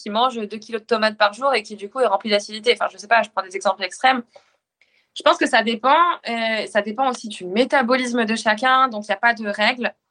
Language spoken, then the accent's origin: French; Normandy, France; comme on voit chez nous en Normandie, de la viande locale, des éleveurs locaux